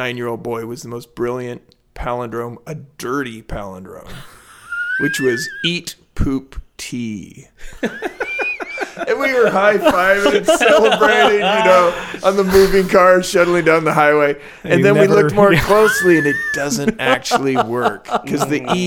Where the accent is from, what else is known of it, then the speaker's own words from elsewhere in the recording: Portland, Oregon, United States; growing up in Portland